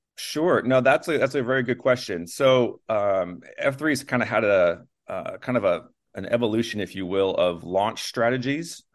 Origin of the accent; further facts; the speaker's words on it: Los Angeles, California, United States; moved away; I'm from Los Angeles area originally.